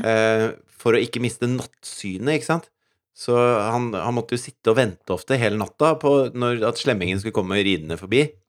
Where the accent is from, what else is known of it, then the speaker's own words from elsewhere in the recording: Norway; som nordmann